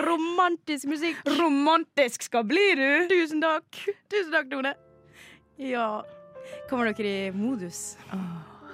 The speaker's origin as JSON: {"language": "Norwegian", "town": "Ålesund", "region": "Møre og Romsdal", "country": "Norway", "moved": "yes", "said": "jeg er fra Ålesund"}